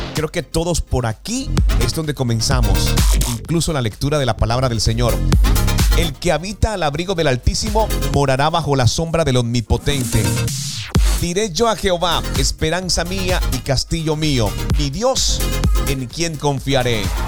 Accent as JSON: {"language": "Spanish", "country": "Colombia", "said": "desde nuestro país Colombia"}